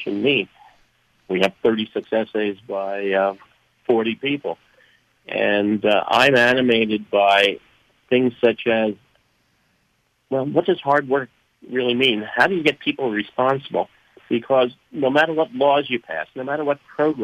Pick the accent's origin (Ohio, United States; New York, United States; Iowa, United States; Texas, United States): New York, United States; New York City; moved away as an adult; also born or lived in Binghamton, New York; now in Minnesota, United States; I grew up in Queens, in New York, Far Rockaway, near the beach.